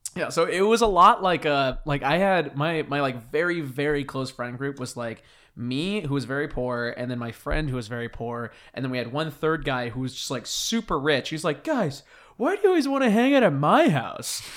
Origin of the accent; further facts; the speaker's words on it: Whidbey Island, Washington, United States; moved away; my hometown is, like, one of the biggest, uh, like, starting points.